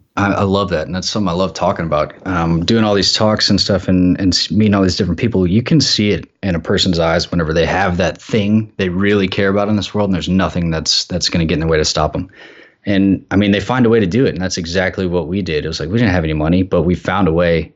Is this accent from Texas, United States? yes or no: yes; Texas, United States; I'm from Texas